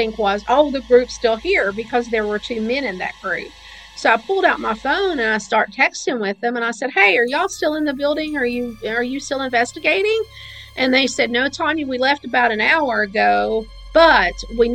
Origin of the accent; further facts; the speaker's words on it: Kentucky side, United States; also born or lived in Williamson, West Virginia; I was born in West Virginia, but I was raised on the Kentucky side.